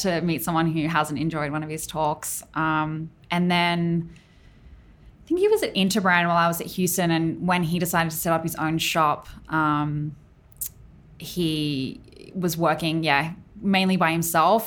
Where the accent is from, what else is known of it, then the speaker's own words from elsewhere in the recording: Tamworth, New South Wales, Australia; also born or lived in Sydney; I grew up in Tamworth, which is a more regional city in Australia.